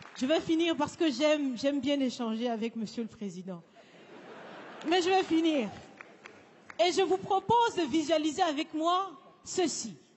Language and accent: French; Burkina Faso; Je suis, je suis africaine, je suis burkinabé